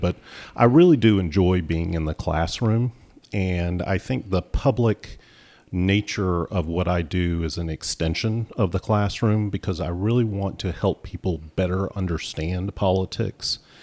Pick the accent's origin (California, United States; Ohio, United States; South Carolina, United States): South Carolina, United States; Clemson; moved away as an adult; also born or lived in Georgia; now in North Carolina, United States; I grew up in Clemson, and my wife grew up in Charleston